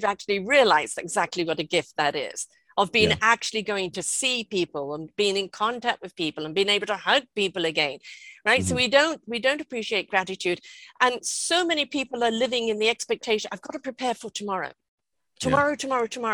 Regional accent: United Kingdom; now in British Columbia, Canada; I'm British, but I live in British Columbia, Canada

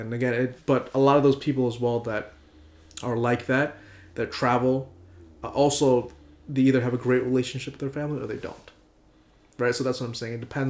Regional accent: Malaysia; Other locations are Malaysia, because I'm also Malaysian.

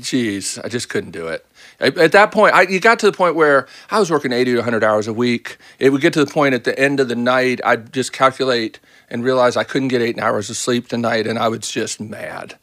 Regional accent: Baltimore, Maryland, United States; moved away as an adult; also born or lived in Boston; now in Nashville, United States; I grew up in Baltimore

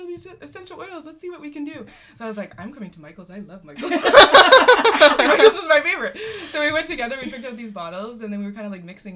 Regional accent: Winnipeg, Manitoba, Canada; moved away as an adult; now in Nanaimo, Canada; We're all from Winnipeg. We're all from Winnipeg.

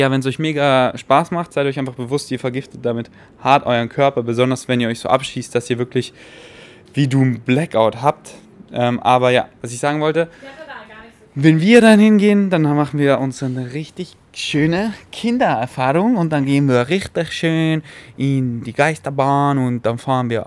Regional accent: Munich, Bavaria, Germany; In den Kinos in München, wo ich groß geworden bin, in Säulen.

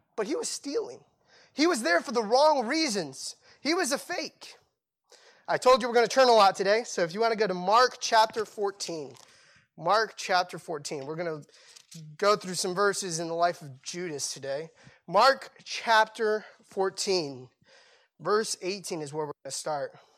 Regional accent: Cambodia; moved away; I grew up in Cambodia

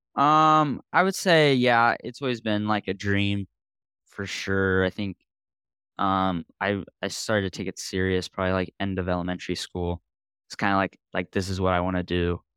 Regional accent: Central Coast, California, United States; growing up on the Central Coast

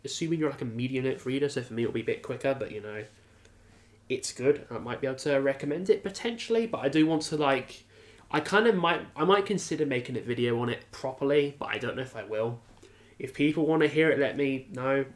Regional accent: United Kingdom; a British person

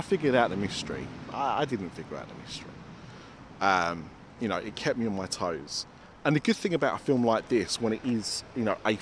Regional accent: Essex, East of England, United Kingdom; I'm from Essex, that's what we do.

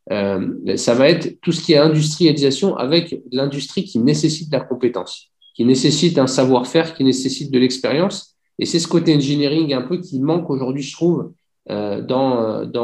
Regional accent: Algeria; je dis bah, super, je suis algérien, ça va me permettre de, faire un petit tour en Algérie de temps en temps.

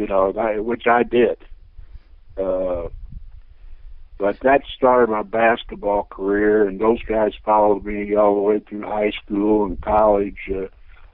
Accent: Terre Haute, Indiana, United States; Terre Haute in the days that I was growing up was kind of a wide-open town

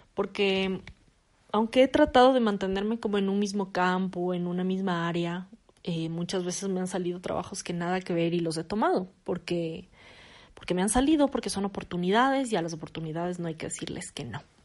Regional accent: Quito, Pichincha, Ecuador; soy ecuatoriana, nací en Ecuador, nací en Quito, eh, vivo actualmente en Quito

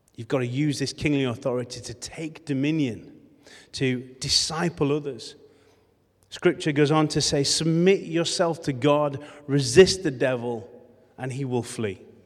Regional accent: Rothwell, Yorkshire and the Humber, United Kingdom; also born or lived in Morley / West Ardsley / Beeston / Adel; now in Leeds, United Kingdom; I come from Rothwell. That's my, that's my birthplace.

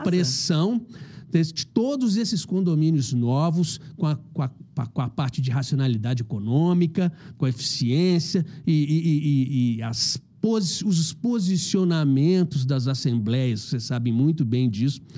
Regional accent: Belo Horizonte, Minas Gerais, Brazil; eu sou de Belo Horizonte

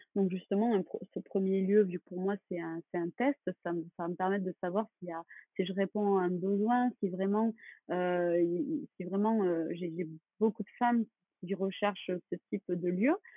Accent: Toulouse, Occitania, France; moved away as an adult; now in Bordeaux, France; je suis originaire de Toulouse

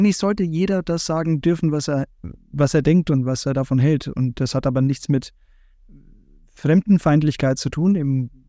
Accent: Bavaria, Germany; Also ich komme aus Bayern, von daher, wir haben schon dieses nationale Bewusstsein an, an dieses Land, weil es einfach sehr schön ist

